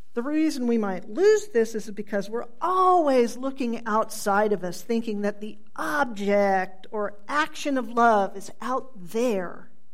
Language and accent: English; Tulsa, Oklahoma, United States; I grew up in Midtown Tulsa